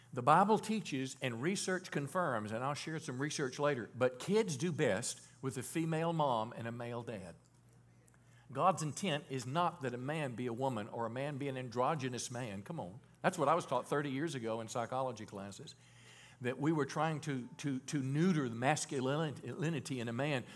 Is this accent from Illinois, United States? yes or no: no; Mississippi, United States; moved away; I was born in Mississippi